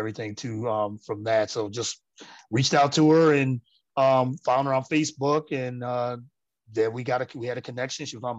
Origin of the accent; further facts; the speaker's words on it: Elmira, New York, United States; now in Philadelphia, United States; No, I'm actually from upstate New York.